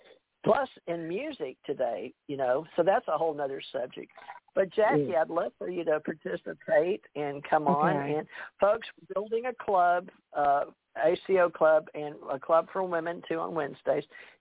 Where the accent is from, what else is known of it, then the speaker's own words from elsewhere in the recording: Monroe, Louisiana, United States; born there; now in Beaver Dam, United States; I'm from the South. I was born in Monroe, Louisiana, but when I traveled the world I was government trained, and I didn't have any accent. But I've lived the last 20 years in Beaver Dam, Kentucky